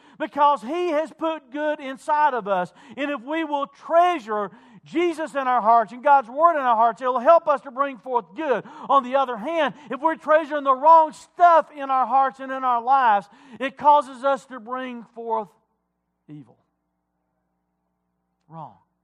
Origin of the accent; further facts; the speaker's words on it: Wilkes County, North Carolina, United States; I grew up in Wilkes County. Moonshine capital of the world